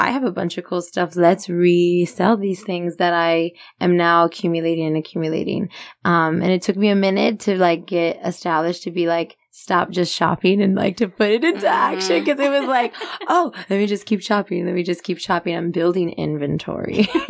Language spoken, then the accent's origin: English; Magnolia Park, Texas, United States; I'm a girl from the barrio. I'm from Magnolia Park.